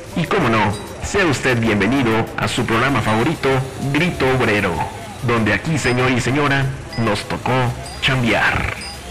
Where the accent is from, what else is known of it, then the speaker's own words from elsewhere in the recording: Querétaro, Mexico; yo soy de Querétaro